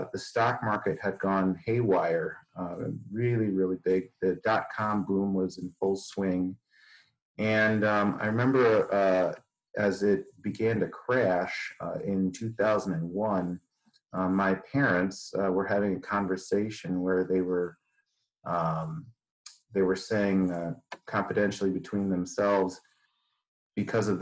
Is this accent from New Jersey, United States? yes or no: no; 3 miles north of Westmont practice, Illinois, United States; also born or lived in Chicago / Detroit; I grew up actually just about 3 miles north of the practice that I'm at right now